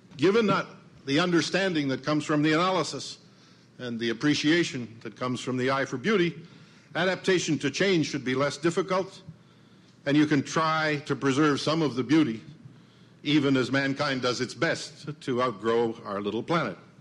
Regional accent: Medicine Hat, Alberta, Canada; moved away; I was visiting my hometown. It's a little town on the prairies, Canadian prairies, called Medicine Hat

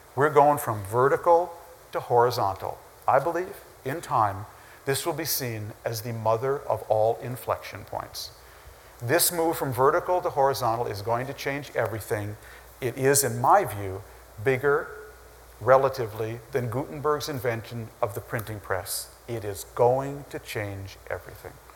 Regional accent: Minnesota, United States; growing up in Minnesota

